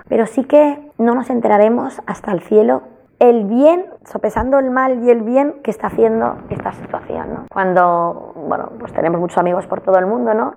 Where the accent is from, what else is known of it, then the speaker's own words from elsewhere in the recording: Barcelona, Catalonia, Spain; aquí de Barcelona